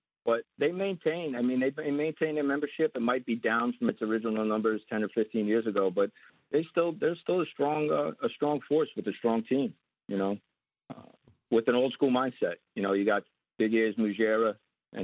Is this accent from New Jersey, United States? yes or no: yes; Bayonne, New Jersey, United States; I'm a Bergen Point kid